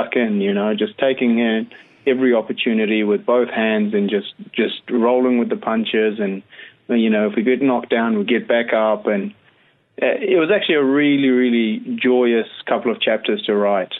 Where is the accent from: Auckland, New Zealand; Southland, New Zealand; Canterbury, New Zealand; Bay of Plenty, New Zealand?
Canterbury, New Zealand; Christchurch; moved away as an adult; also born or lived in Wellington; I always say, Christchurch. Christchurch is home.